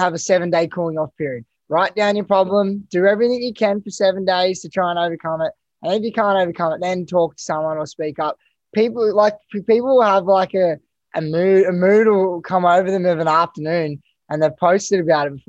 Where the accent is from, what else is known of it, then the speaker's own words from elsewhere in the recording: Canberra, Australian Capital Territory, Australia; moved away; also born or lived in Gold Coast; growing up in Canberra, pretty basic, and then moving to the Gold Coast